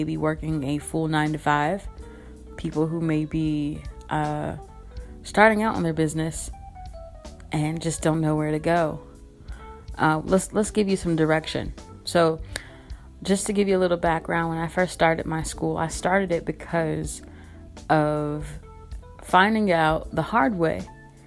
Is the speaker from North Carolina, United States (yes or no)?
yes; Kinston, North Carolina, United States; now in Durham, United States; born and raised in Kinston, North Carolina, now living in Durham, North Carolina